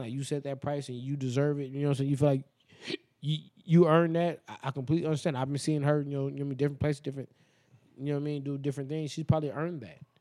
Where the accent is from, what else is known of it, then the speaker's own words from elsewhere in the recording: Las Vegas, Nevada, United States; we are from Vegas